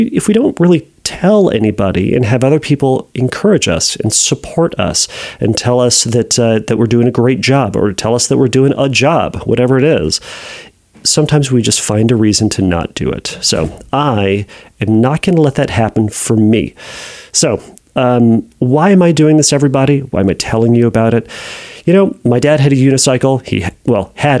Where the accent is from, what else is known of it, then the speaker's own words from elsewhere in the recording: United States; I'm an American